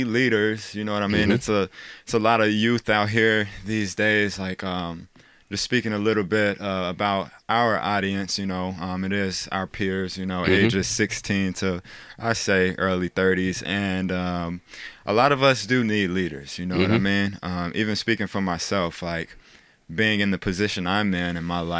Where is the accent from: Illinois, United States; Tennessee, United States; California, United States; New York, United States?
Illinois, United States; Chicago; I grew up in Chicago public schools.